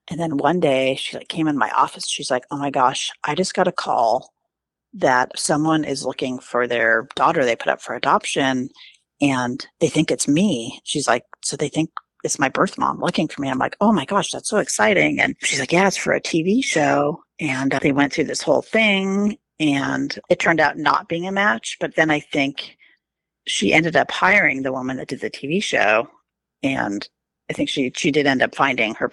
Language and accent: English; New York, United States; born there; And I'm like, oh my gosh, I was born in New York.